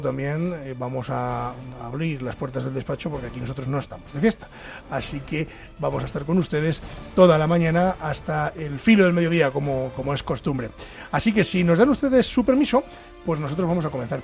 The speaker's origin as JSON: {"language": "Spanish", "town": "Pedro Bernardo", "region": "Castile and León", "country": "Spain", "said": "en mi pueblo, en Pedro Bernardo"}